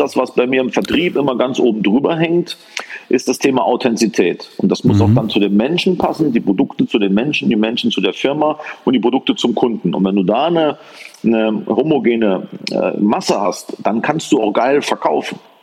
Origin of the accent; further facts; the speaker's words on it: Saarland, Germany; also born or lived in Paderborn; Bin geboren im schönen Saarland, äh, dort als Sohn eines Fachgroßhändlers